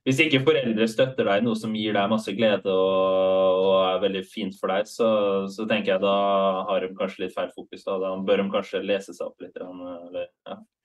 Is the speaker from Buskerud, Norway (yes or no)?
no; Halden, Østfold, Norway; hockeylaget i Halden, der jeg kommer fra